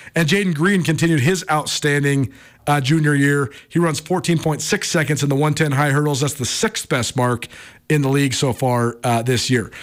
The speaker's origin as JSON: {"language": "English", "town": "Missoula", "region": "Montana", "country": "United States", "tie": "born or raised there", "said": "Missoula itself is just so cool, and I'm so, uh, proud to say it's my hometown"}